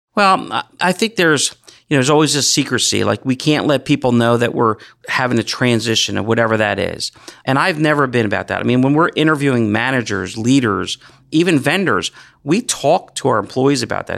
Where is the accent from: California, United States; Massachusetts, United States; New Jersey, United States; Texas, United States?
New Jersey, United States; Gloucester County; I grew up right here in Gloucester County